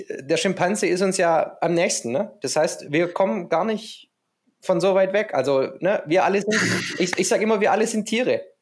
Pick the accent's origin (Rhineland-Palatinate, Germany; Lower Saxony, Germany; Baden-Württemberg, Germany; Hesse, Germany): Baden-Württemberg, Germany; Stuttgart; Ich bin natürlich äh, ein Kind der Wilhelma in Stuttgart